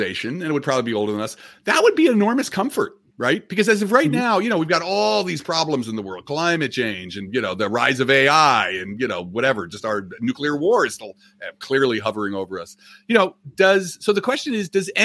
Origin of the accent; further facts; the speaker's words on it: New Jersey, United States; I'm from Jersey, as you can, you know, New York Mets here, you know, I'm tri-state ethnic